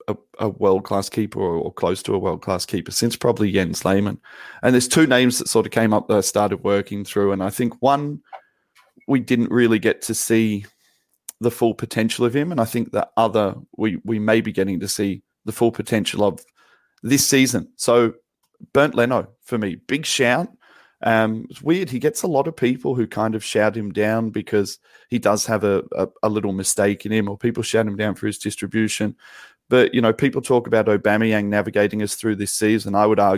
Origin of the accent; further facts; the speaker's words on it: England, United Kingdom; we both consider ourselves English